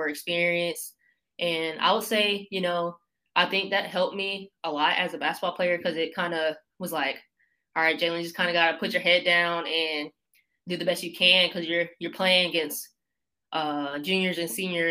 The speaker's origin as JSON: {"language": "English", "town": "Raleigh", "region": "North Carolina", "country": "United States", "also_born_or_lived": "Elon, North Carolina", "moved": "as an adult", "lives_now": "Alabama, United States", "said": "I'm from Raleigh, North Carolina, and started playing basketball when I was like 4 years old"}